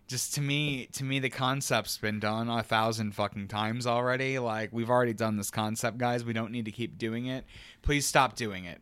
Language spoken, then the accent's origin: English; United States; being an American